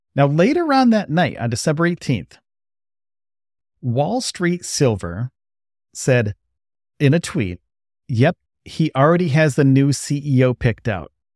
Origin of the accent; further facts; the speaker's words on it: New York, United States; moved away as an adult; now in Brownsville, Texas, United States; I'm from New York